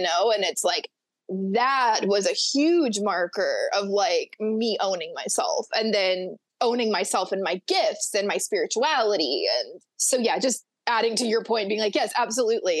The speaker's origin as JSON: {"language": "English", "region": "Florida Panhandle", "country": "United States", "tie": "born or raised there", "said": "I grew up on the panhandle of Florida. I grew up in Florabama"}